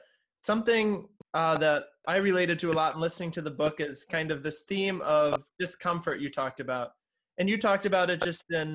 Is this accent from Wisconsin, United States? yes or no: yes; north of Milwaukee, Wisconsin, United States; moved away as an adult; now in Detroit, United States; I'm from Wisconsin. I'm from a little bit north of Milwaukee